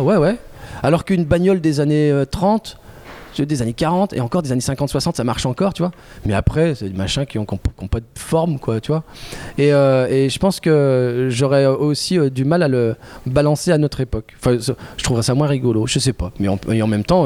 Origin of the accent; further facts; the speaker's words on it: Oyonnax, Auvergne-Rhône-Alpes, France; now in Lyon, France; Je suis originaire de, de l'Ain. Je, suis né à Oyonnax, dans l'Ain, mais je vis à Lyon depuis pas mal d'années maintenant.